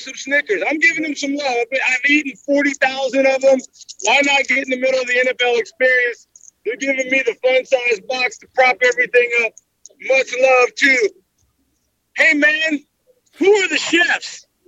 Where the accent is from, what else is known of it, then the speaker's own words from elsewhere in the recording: El Paso, Texas, United States; I'm from El Paso